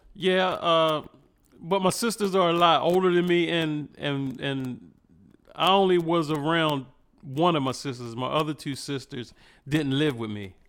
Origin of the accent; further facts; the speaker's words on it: Cambridge, Maryland, United States; I'm from a little small town in Maryland called Cambridge.